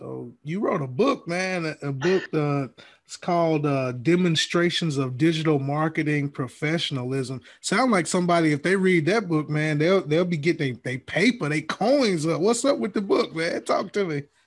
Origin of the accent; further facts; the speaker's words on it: Alabama, United States; moved away as an adult; now in Georgia, United States; I'm from Alabama